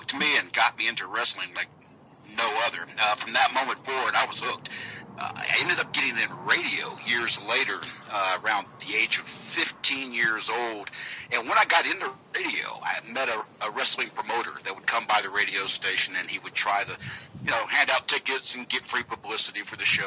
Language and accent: English; Georgia, United States; accent: southern accent from Georgia; my accent's a little bit different than they're used to. It's a southern accent from Georgia